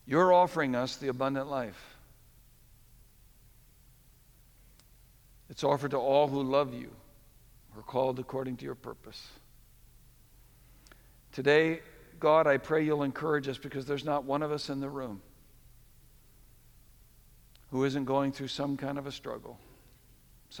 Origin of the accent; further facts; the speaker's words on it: New England, United States; we grew up in New England